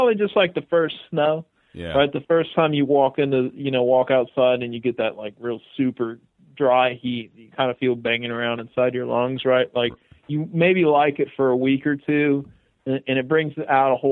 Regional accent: Texas, United States; accent: Southern; also born or lived in Austin, Texas / Vermont; I'm from Texas. I was born in Austin and then grew up all over Texas

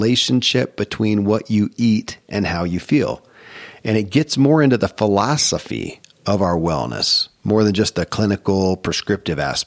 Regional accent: Kentucky, United States; born or raised there

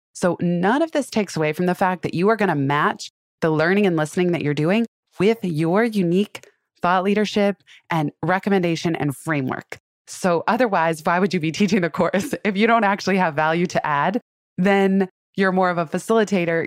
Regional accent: Silicon Valley, California, United States; I grew up in Silicon Valley

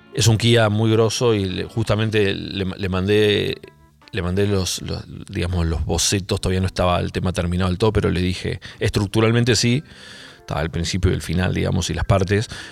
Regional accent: Argentina; acá de la Argentina

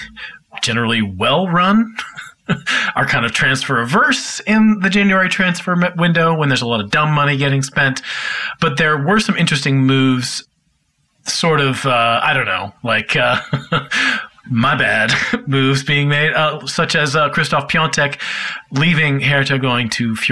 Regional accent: United States; I'm American

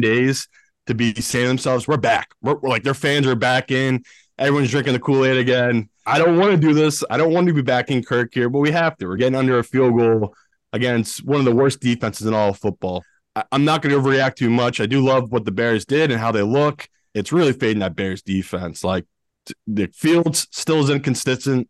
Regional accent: United Kingdom; I am British, but not the rich British

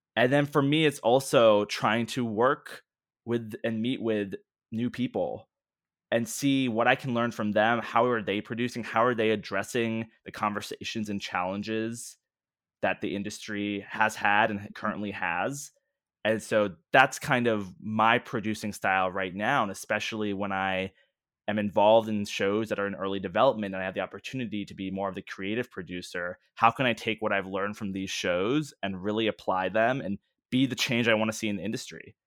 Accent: Washington, D.C. area, District of Columbia, United States; growing up in the Washington, D C area

